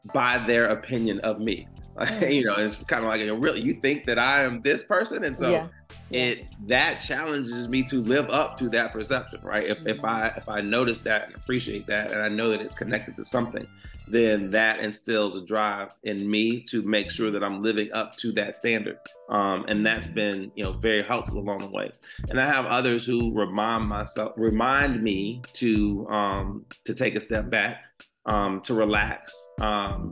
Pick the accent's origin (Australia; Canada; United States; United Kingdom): United States; I grew up in Washington Park, which was not so great neighborhood